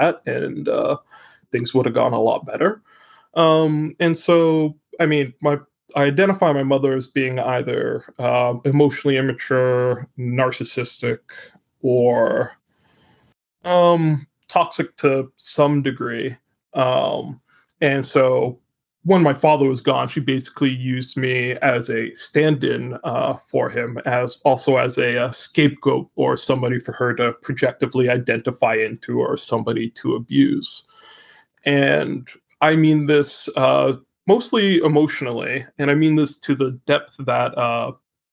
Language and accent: English; Canada; I am Canadian